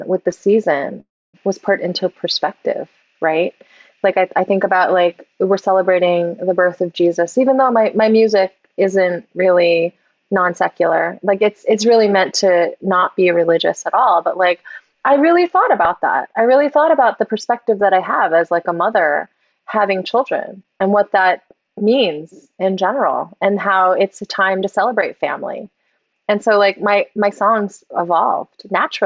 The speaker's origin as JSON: {"language": "English", "country": "United States", "tie": "born or raised there", "said": "I was born and raised here"}